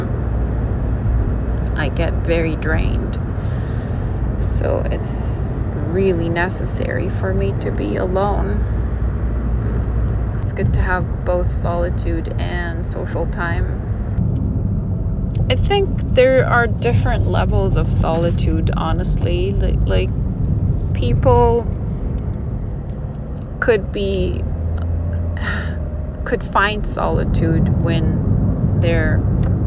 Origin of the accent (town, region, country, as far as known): Lebanon; moved away as an adult